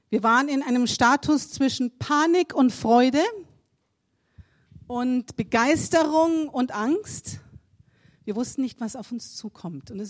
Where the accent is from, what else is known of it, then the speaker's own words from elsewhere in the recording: Germany; now in South Africa; Man, als Deutscher, da tritt man in so viele Fettnäpfchen hinein.